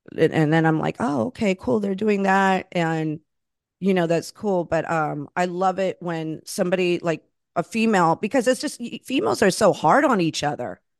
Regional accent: Florida, United States; moved away as an adult; also born or lived in Los Angeles; now in New York, United States; I grew up in Florida, and I'm, you know, Latina, I'm Puerto Rican, I'm Cuban

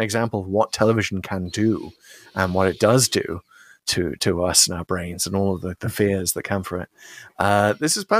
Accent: United Kingdom; now in United States; coming to America as a Brit

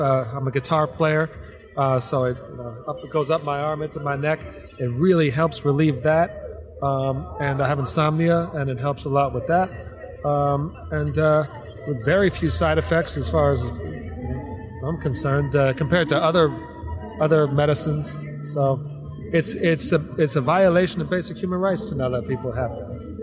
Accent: West Palm Beach, Florida, United States; I'm from West Palm Beach originally

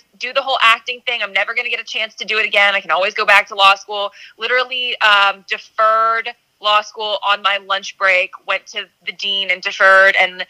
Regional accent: Virginia, United States; I grew up in Virginia

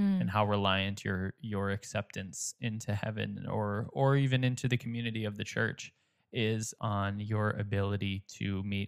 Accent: United States; that's something that's very prevalent with the community and the culture that we grew up here with in the States

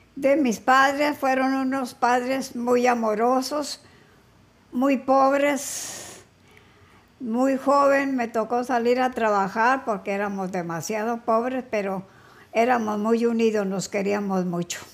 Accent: Neiva, Huila, Colombia; moved away as an adult; also born or lived in Cali; Yo nací en Neiva Huila.

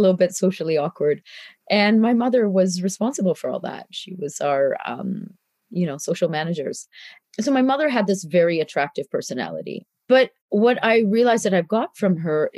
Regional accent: Canada; moved away as an adult; also born or lived in India; when I was growing up in Canada

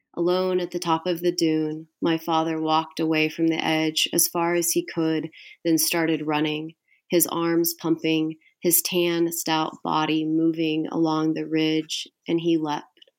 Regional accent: Houston, Texas, United States; I grew up in Houston

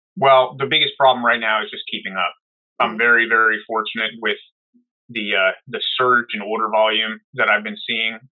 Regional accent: New Jersey, United States; There was a, a gun club by my house where I grew up in New Jersey

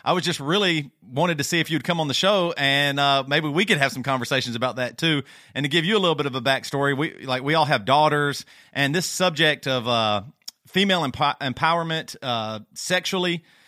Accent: South Carolina, United States; Our voices might all sound the same. We're all from South Carolina, so a lot of times people can't hardly tell us apart

